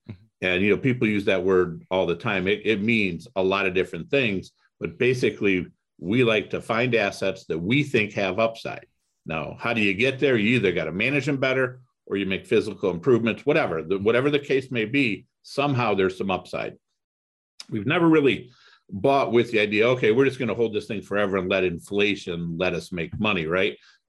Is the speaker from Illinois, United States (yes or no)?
no; Toledo, Ohio, United States; So I grew up in Toledo, Ohio. Went to University of Toledo, got my undergrad in finance.